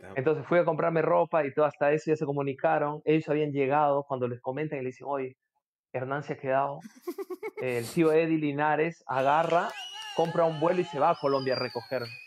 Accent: Chachapoyas, Amazonas, Peru; Mi papá sí es, pero yo soy de Chachapoyas

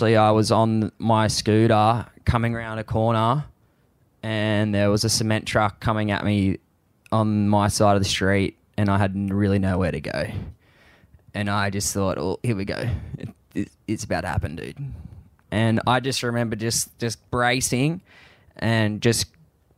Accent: Sydney, New South Wales, Australia; I grew up surfing around Long Reef

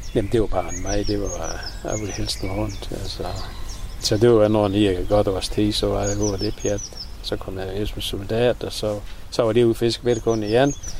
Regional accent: Vendsyssel, North Denmark Region, Denmark; accent: Vendelbomål; Vennelbomål her på vores egen

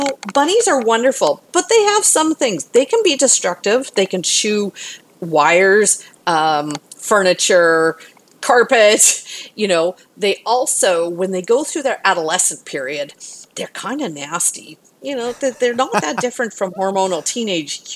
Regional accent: Canada; now in Houston, United States; I'm from Canada originally

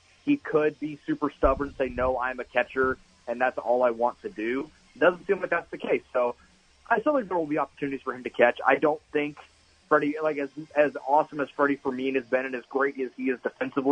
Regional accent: United States; Being an American myself

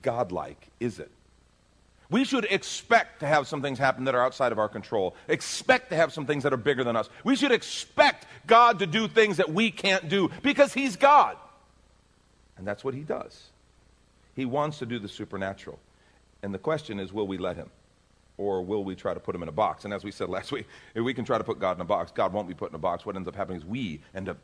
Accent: Texas, United States; I'm from Texas.

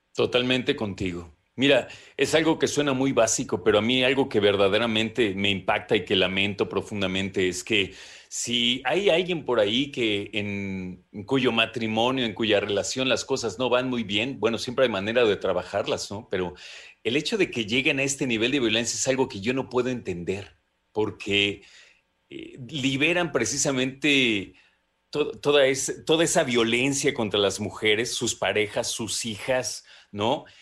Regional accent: Mexico; como mexicanas

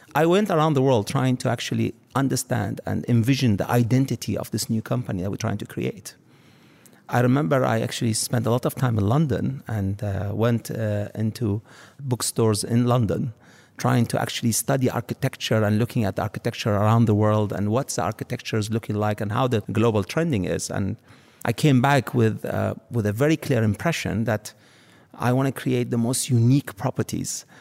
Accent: Dubai, United Arab Emirates; also born or lived in Iraq; I grew up in Dubai seeing the phenomenal growth of the city

